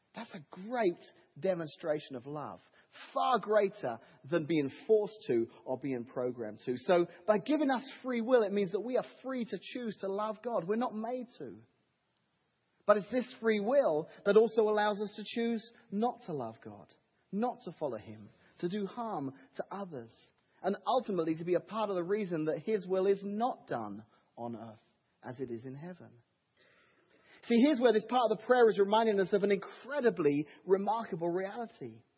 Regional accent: England, United Kingdom; now in Washington, Illinois, United States; I'm English, so uh, living here in the wonderful United States of America

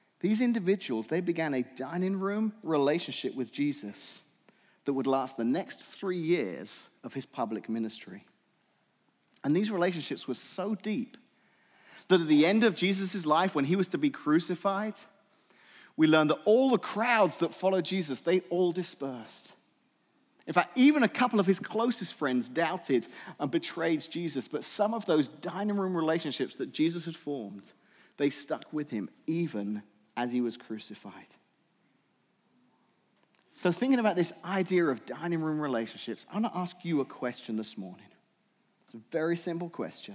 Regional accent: England, United Kingdom; moved away; I'm from England

